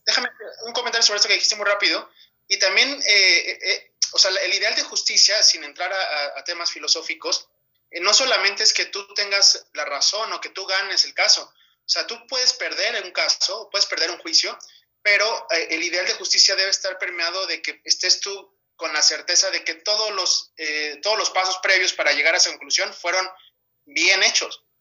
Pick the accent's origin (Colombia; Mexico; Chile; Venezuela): Mexico; also born or lived in Europe